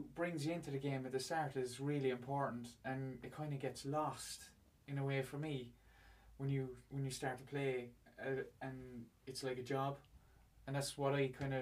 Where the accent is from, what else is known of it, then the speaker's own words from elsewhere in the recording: Ireland; I grew up in Carrick Navarre, and basically, you know, it's a big GA town